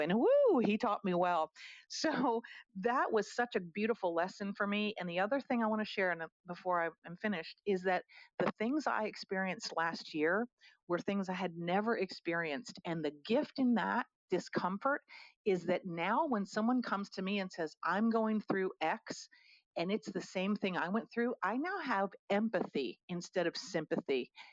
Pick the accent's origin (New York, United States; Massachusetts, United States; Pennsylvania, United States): Pennsylvania, United States; Harrisburg; moved away as an adult; also born or lived in Philadelphia / Atlanta; I moved from my hometown of Harrisburg to Philadelphia when I was 18 years old